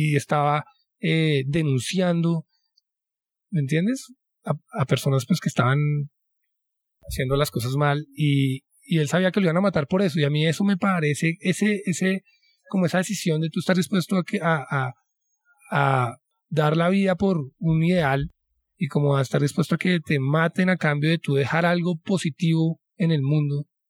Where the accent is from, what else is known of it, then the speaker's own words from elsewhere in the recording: Colombia; como colombianos